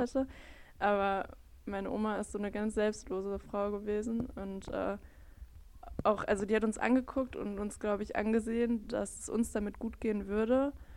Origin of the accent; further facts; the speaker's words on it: Bottrop, North Rhine-Westphalia, Germany; ich bin 25, ich komme aus Bottrop